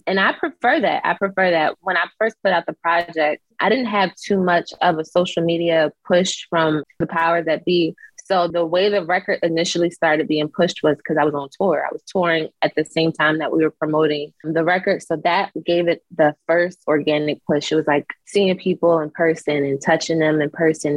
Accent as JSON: {"language": "English", "town": "Philadelphia", "region": "Pennsylvania", "country": "United States", "moved": "yes", "said": "the training I did in Philly and like how tough of a city we are"}